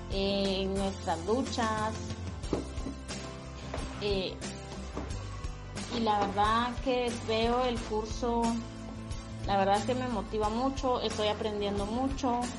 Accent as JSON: {"language": "Spanish", "country": "Guatemala", "said": "eh, soy de Guatemala"}